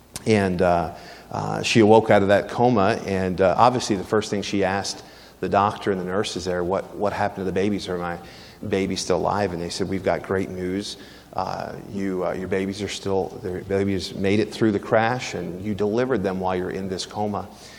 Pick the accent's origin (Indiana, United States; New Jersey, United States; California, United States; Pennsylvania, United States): Pennsylvania, United States; Philadelphia; I grew up in Philadelphia.